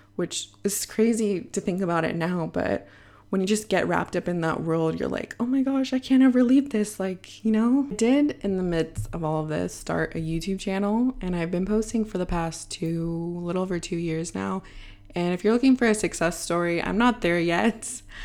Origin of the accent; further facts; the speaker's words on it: Bay Area, California, United States; moved away as an adult; now in Madrid, Spain; I was born and raised in the Bay Area, and now I'm sitting in my apartment living in Madrid, Spain